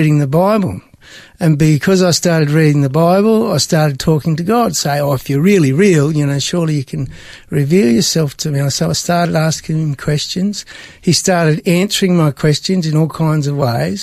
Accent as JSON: {"language": "English", "town": "Broken Hill", "region": "New South Wales", "country": "Australia", "tie": "born or raised there", "also_born_or_lived": "Sydney / Menindee / Melbourne / Tasmania", "moved": "as an adult", "said": "I was born in Sydney, but grew up out in the desert near Broken Hill"}